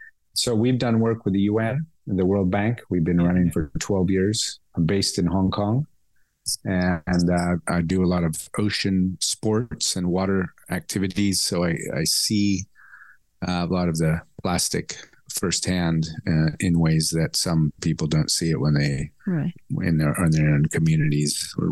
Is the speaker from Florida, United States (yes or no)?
no; California, United States; born there; I was born in California, but I've worked over 30 years in Asia.